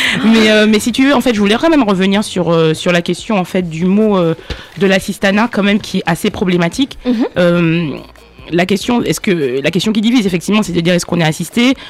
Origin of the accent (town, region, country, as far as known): Martinique